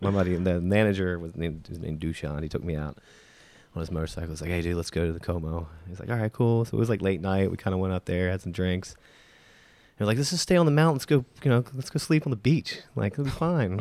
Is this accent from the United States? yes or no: yes; Baltimore, Maryland, United States; now in Atlanta, United States; I grew up in Baltimore